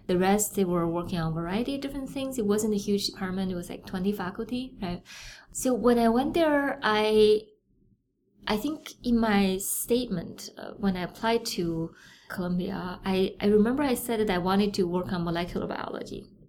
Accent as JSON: {"language": "English", "region": "Beijing", "country": "China", "tie": "born or raised there", "moved": "yes", "said": "I'm from Beijing. Uh, I was born there"}